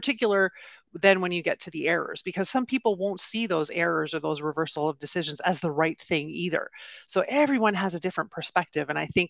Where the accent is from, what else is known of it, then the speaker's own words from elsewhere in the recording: Canada; I'm Canadian